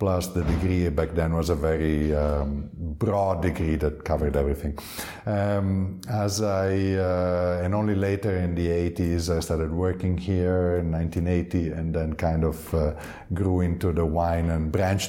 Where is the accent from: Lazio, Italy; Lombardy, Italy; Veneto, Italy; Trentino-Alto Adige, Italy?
Lombardy, Italy; Milan; also born or lived in Chianti, Tuscany; now in Gaiole in Chianti, Italy; we grew up in Milano. My father wasn't making wine as his main activity.